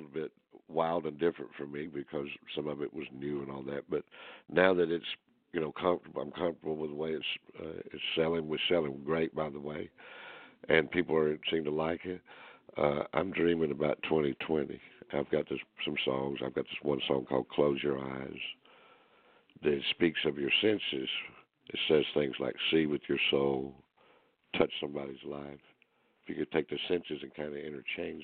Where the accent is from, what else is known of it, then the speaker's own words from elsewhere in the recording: Greenville, South Carolina, United States; This place is in my hometown.